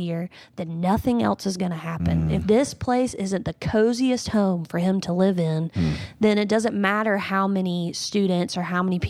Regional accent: North Carolina, United States; now in South Carolina, United States; I grew up in North Carolina, yep, from the coast, moved here to South Carolina, and I've only ever known Bible Belt.

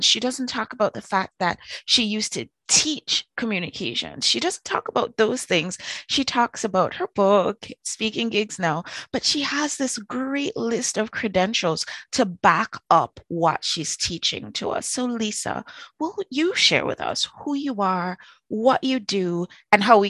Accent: Trinidad & Tobago; I was born in Trinidad

